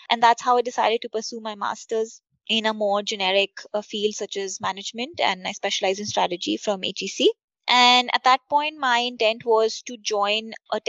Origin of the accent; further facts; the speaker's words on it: Budapest, Hungary; I grew up in Budapest with my dad heading an electronics firm